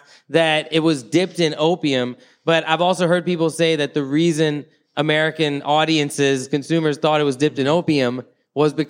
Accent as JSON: {"language": "English", "country": "Thailand", "tie": "born or raised there", "moved": "yes", "said": "I grew up in Thailand, right? I left before I smoked weed, but I returned when I was 19"}